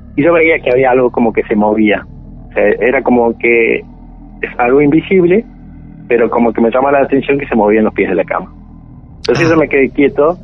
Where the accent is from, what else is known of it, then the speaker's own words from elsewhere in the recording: La Rioja, Argentina; moved away; also born or lived in Santa Cruz; yo nací este, en la provincia de La Rioja